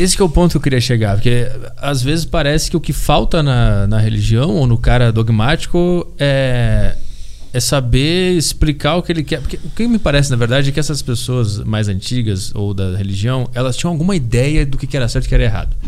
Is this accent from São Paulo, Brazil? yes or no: no; Porto Alegre, Rio Grande do Sul, Brazil; moved away; eu fui para Porto Alegre pra minha terra natal agora no ano novo